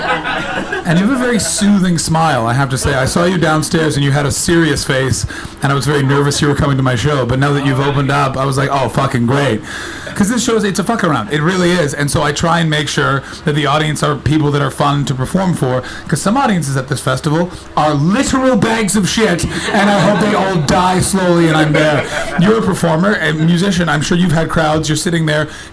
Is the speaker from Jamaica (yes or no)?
no; Canada; accent: North American; now in United Kingdom; I'm not from Britain, I'm Canadian